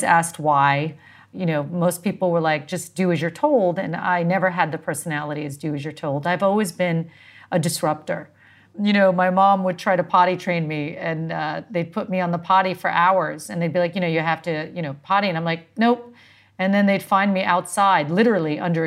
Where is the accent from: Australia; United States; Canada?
United States; New York; moved away as an adult; also born or lived in Northern California; now in Dubai, United Arab Emirates; I was born in New York, actually, born and raised in New York, spent my childhood there